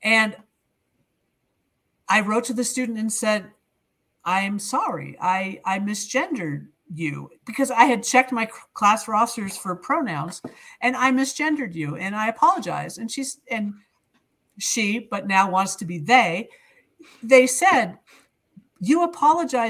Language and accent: English; near Fitchburg, Central Massachusetts, United States; I grew up in Central Mass, the end of the Purple Rail, the commuter rail west. Fitchburg, just beyond Fitchburg.